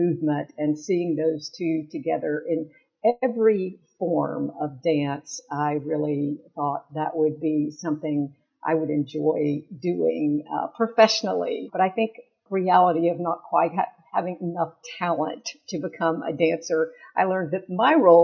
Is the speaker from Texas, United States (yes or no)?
yes; Longview, Texas, United States; also born or lived in Chattanooga, Tennessee; now in Decatur, United States; I actually grew up in a small town in East Texas, Longview, Texas